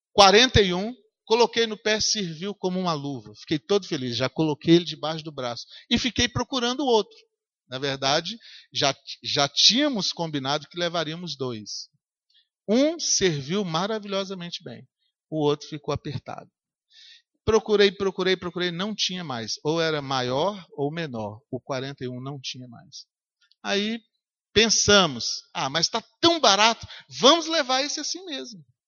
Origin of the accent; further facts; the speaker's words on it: Governador Valadares, Minas Gerais, Brazil; moved away; eu passei na rua onde eu nasci